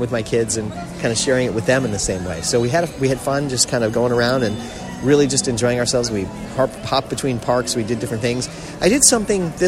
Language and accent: English; South Florida, United States; We're from South Florida